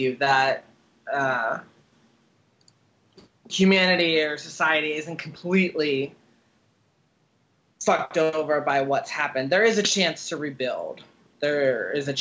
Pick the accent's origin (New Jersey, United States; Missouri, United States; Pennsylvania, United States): Pennsylvania, United States; Pittsburgh; now in Washington, D.C., United States; I grew up outside of Pittsburgh